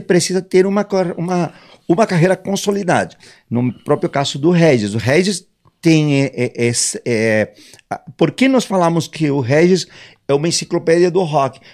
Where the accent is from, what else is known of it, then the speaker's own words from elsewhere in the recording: Mexico; moved away as an adult; also born or lived in England; eu sou mexicano, me né? mudei muito jovem para Inglaterra, com 18 anos